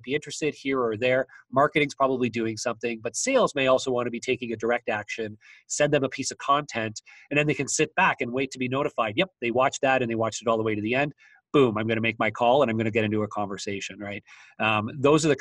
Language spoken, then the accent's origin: English; Waterloo, Ontario, Canada; I'm from Waterloo, Ontario, Canada, which is the headquarters of BlackBerry.